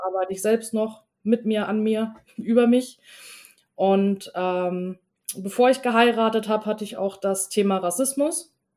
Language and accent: German; Germany; ich bin in einer deutschen Kleinstadt geboren